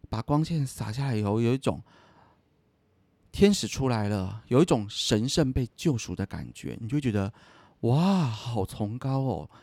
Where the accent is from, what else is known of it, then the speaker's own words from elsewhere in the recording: Taiwan; 我今天在台湾长大的